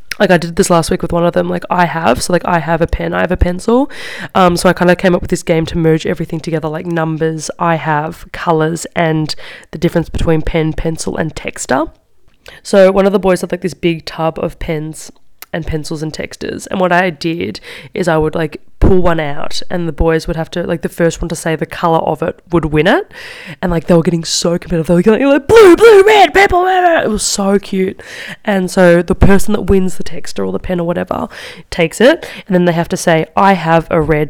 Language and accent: English; Australia; moved away as an adult; now in Milan, Italy; I'm Australian